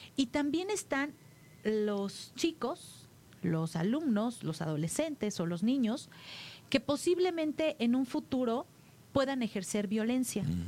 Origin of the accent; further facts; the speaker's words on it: Tlalnepantla, State of Mexico, Mexico; Ahí crecí, mi niñez, la viví ahí, al lado de mis padres, con todos mis hermanos